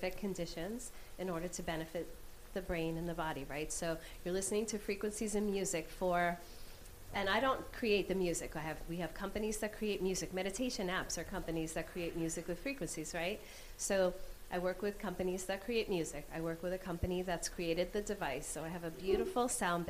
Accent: New York, United States; I'm still an Irish New Yorker

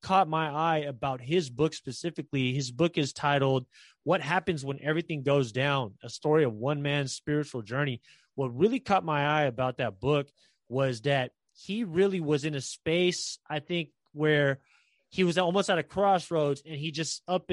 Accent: San Francisco, California, United States; I'm from San Francisco

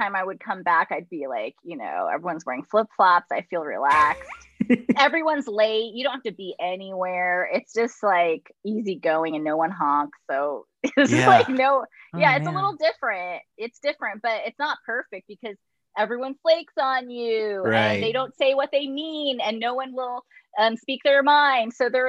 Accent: New York, United States; being a New Yorker, you'd be like, they're not working hard enough.

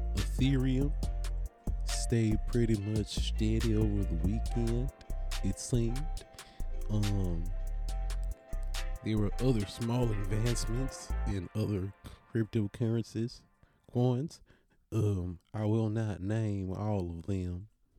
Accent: New York, United States; born there; Maybe I was born in New York by accident, and I was supposed to be from Tennessee.

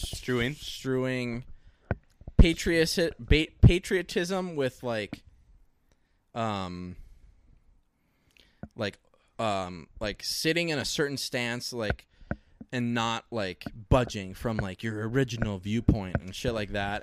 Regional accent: United States; I'm American

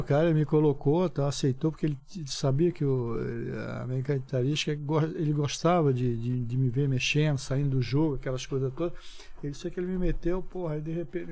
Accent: Olinda, Pernambuco, Brazil; moved away; also born or lived in Recife; Nasci em Recife, depois fui morar em Olinda. Mas desde moleque

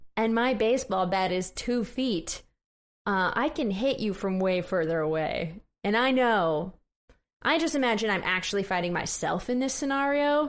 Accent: Missouri, United States; I'm from Missouri, which is a often disappointing state

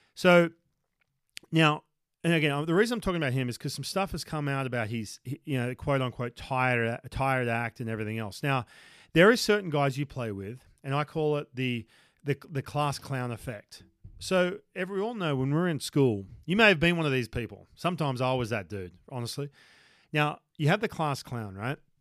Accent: Newcastle, New South Wales, Australia; moved away as an adult; this is my hometown, uh, u-, up in Newcastle

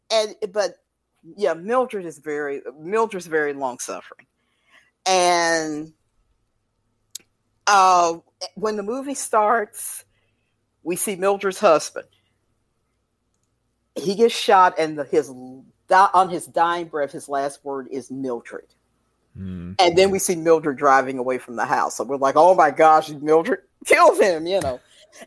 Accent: Louisville, Kentucky, United States; from my hometown

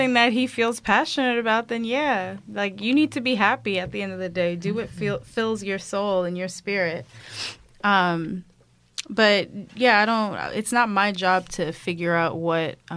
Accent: New York City, New York, United States; growing up in Brooklyn

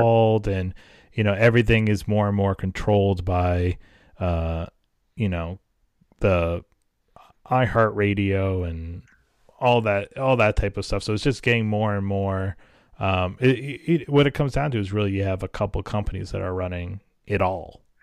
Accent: New Hampshire, United States; I grew up in New Hampshire

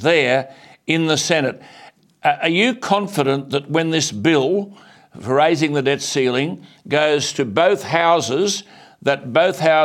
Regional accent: Australia; I'm an Australian

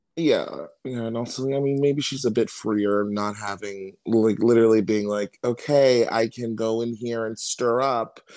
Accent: Maryland, United States; I'm from Maryland.

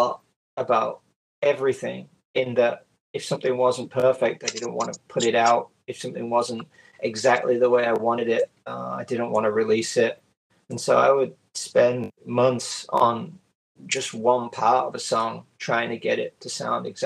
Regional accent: Yorkshire and the Humber, United Kingdom; now in Osaka, Japan; I was born in the UK. I was born in Yorkshire, England, and I now live in Osaka in Japan

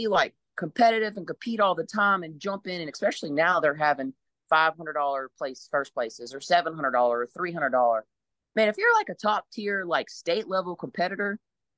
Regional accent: Louisiana, United States; I grew up in Louisiana.

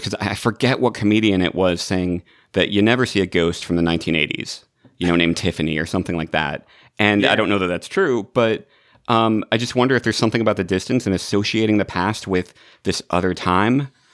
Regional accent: Illinois, United States; now in Los Angeles, United States; I'm in Los Angeles, but I grew up in Illinois.

